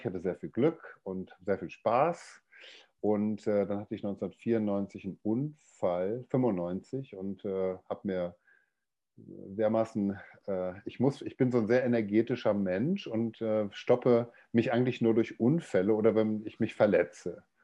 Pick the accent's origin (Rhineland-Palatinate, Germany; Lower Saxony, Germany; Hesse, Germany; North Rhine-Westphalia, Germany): North Rhine-Westphalia, Germany; Dortmund; ich komme aus Deutschland, aus dem Ruhrgebiet, aus Dortmund. Also ich bin so ein Kohlenpott, äh, ein Kohlenpott-Kind, wie man das so schön sagt bei uns.